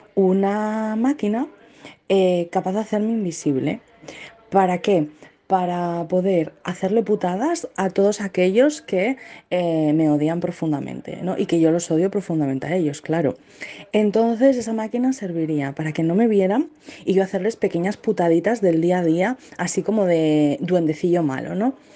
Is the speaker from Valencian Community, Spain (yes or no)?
no; Zaragoza, Aragon, Spain; soy de Zaragoza y soy arquitecta